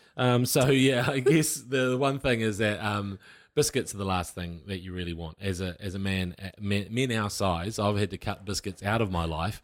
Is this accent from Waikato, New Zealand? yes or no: yes; Waikato, New Zealand; I'm from the Waikato